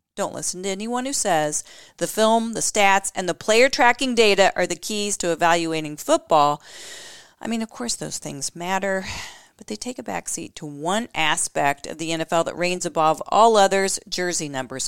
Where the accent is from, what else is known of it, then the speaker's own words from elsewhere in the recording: Indianapolis, Indiana, United States; my hometown of Indianapolis, Indiana